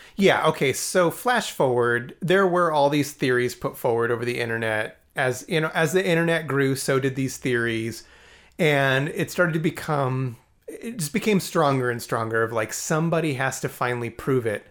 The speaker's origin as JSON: {"language": "English", "town": "Alamogordo", "region": "New Mexico", "country": "United States", "tie": "born or raised there", "said": "I grew up in Alamogordo"}